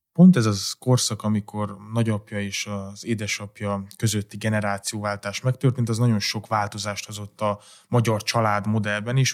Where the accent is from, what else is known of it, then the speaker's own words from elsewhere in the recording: Transylvania, Romania; de én erdélyi származás vagyok